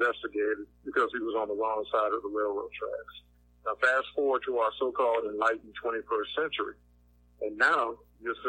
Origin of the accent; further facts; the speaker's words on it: Savannah, Georgia, United States; moved away as an adult; now in New Orleans, United States; first starting in Savannah, Georgia, my hometown, and now I'm here in Gotham City, which is my nickname for New Orleans.